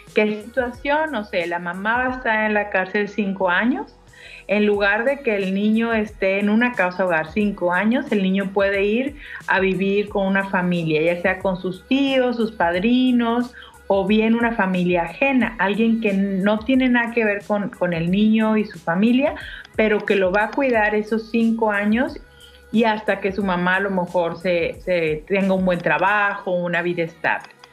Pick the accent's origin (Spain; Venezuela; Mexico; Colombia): Mexico